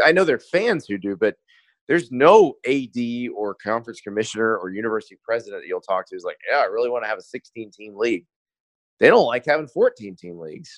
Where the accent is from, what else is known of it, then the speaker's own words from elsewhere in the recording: Florida, United States; also born or lived in Columbia, South Carolina; I'm from Columbia originally. We moved to Florida when I was seven